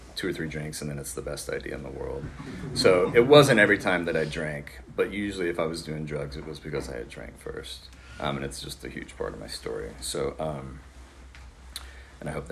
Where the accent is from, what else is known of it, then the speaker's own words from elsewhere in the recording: Austin, Texas, United States; moved away as an adult; also born or lived in San Marcos, Texas; I'm from Austin, by the way. And so it was either San Marcos or Austin. I hadn't lived anywhere else at that time